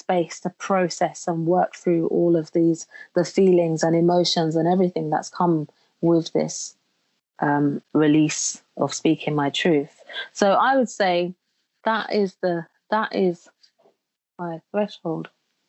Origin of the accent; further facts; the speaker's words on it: Jamaica; You know, where I grew up in Jamaica, they have a saying where they say nothing happens before the time, and now is the time.